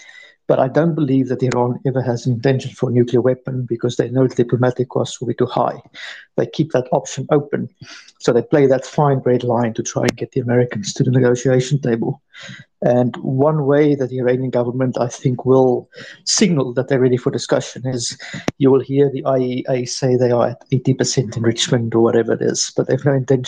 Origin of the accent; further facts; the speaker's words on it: South Africa; I'm married to an Iranian woman. I'm from South Africa.